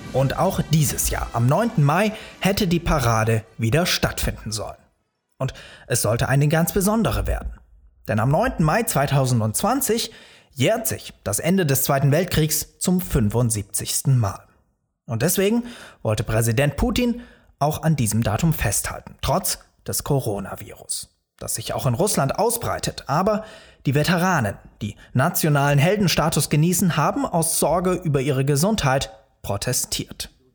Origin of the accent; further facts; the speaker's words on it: Germany; bei uns in Deutschland